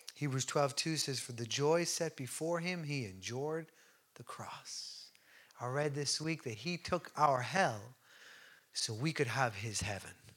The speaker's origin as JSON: {"language": "English", "country": "Ireland", "said": "we're great as Irish people"}